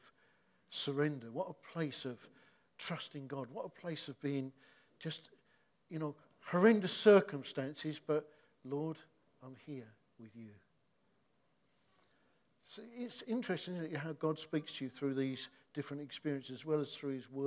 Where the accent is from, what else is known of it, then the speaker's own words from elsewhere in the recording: Hoddesdon, East of England, United Kingdom; moved away as an adult; also born or lived in Dagenham; I don't come from Dagenham, I come from Hertfordshire. I'm from Hoddesdon